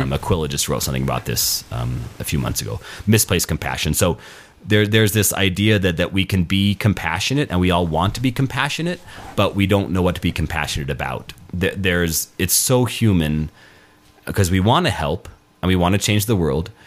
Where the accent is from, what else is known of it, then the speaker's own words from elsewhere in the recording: Albuquerque, New Mexico, United States; moved away; Albuquerque, my hometown